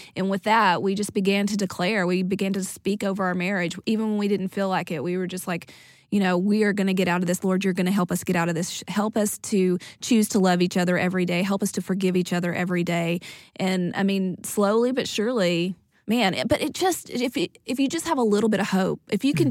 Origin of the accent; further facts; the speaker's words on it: East Texas, United States; we're from East Texas, small town